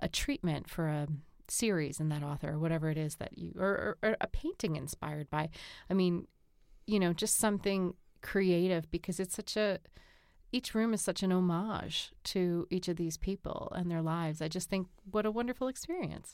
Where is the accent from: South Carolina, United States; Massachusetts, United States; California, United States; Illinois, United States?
Massachusetts, United States; Boston; being a Bostonian